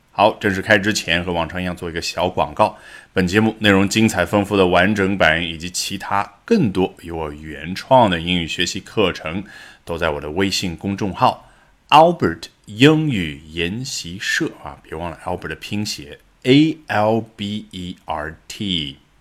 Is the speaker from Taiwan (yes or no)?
no; China; 我们中文